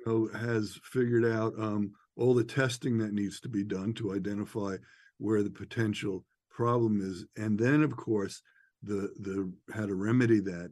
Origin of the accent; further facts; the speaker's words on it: outside of New York City, United States; I'm from New York, outside of New York City, raised in the, you know, uh, late '60s and '70s